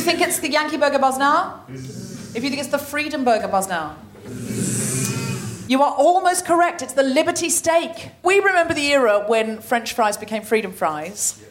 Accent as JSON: {"language": "English", "country": "Australia", "said": "I am Australian, but I have dual citizenship with Britain"}